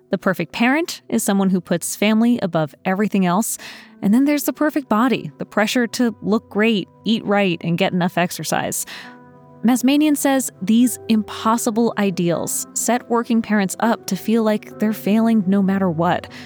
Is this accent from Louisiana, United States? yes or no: yes; Louisiana, United States; I'm from Louisiana.